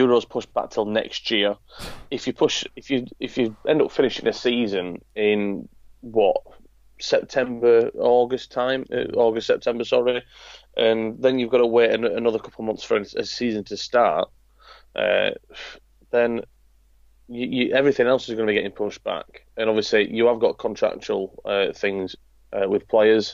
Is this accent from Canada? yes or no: no; Yorkshire and the Humber, United Kingdom; me being a Yorkshireman